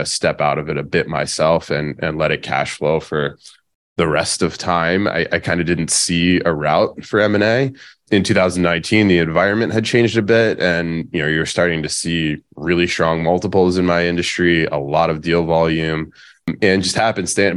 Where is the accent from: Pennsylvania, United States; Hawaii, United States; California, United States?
Pennsylvania, United States; moved away as an adult; now in San Diego, United States; I'm originally from Pennsylvania.